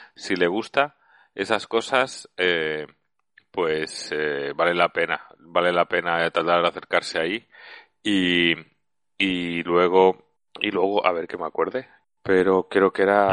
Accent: Valencia, Valencian Community, Spain; also born or lived in Zaragoza; yo soy de Valencia, pero estudié en Zaragoza

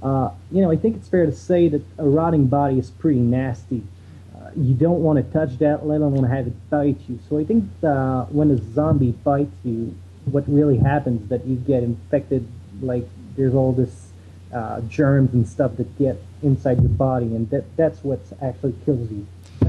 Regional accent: Montreal, Quebec, Canada; I'm from Montreal.

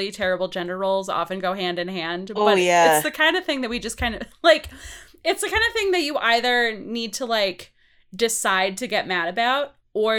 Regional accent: Wisconsin, United States; also born or lived in Baltimore; I'm from Wisconsin

